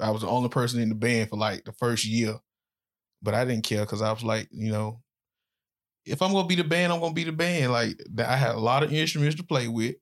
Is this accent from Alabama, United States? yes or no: yes; Birmingham, Alabama, United States; moved away as an adult; also born or lived in Florida; I was born in Birmingham, Alabama, not far from where we at now. So, I grew up in pretty much rough neighborhood